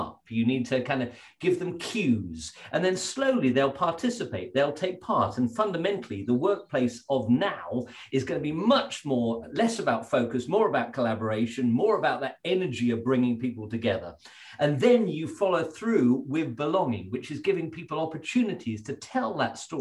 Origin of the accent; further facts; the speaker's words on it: Stowe, South East England, United Kingdom; I grew up at Stowe in Buckinghamshire